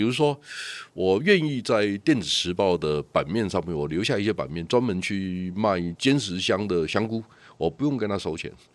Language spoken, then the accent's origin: Chinese; Yilan County, Taiwan; 我是。是宜兰人